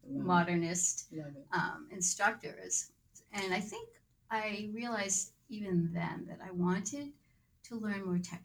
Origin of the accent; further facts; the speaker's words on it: Haverhill, Massachusetts, United States; moved away as an adult; also born or lived in Boston / Berkeley, California; I was born in Haverhill.